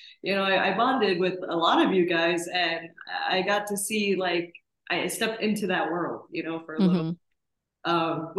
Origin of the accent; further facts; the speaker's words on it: Maryland, United States; also born or lived in Sri Lanka / Washington, D.C. area / United Arab Emirates; I was born there and lived there for a few years before my family and I emigrated to the DC area and ultimately settling in Maryland.